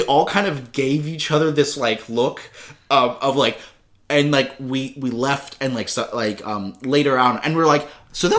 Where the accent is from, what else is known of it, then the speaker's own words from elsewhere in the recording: United States; every French person I asked who realized I was American